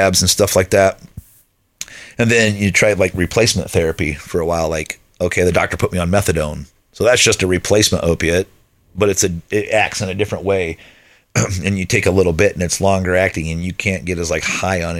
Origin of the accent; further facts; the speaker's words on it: Lakeville, United States; the house where I grew up in Lakeville